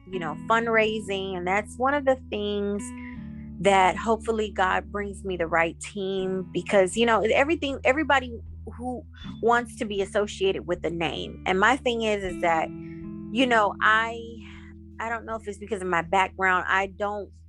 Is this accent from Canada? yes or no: no; Jamaica; But I recently took a trip to Jamaica, which is my home country.